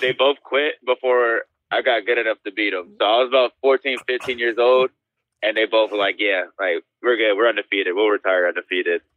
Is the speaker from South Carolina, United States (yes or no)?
yes; Spartanburg, South Carolina, United States; also born or lived in Spain; I was born, I was born in Spain and, and I grew up in South Carolina